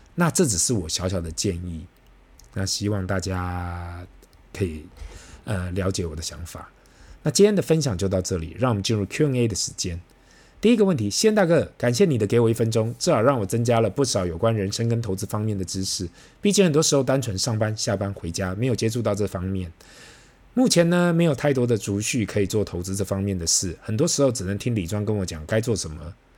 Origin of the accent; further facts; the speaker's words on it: Taiwan; 对于我们台湾人来讲